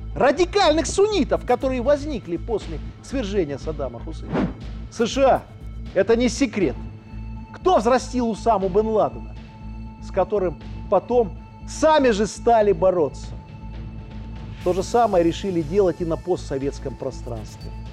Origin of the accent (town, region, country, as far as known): Belarus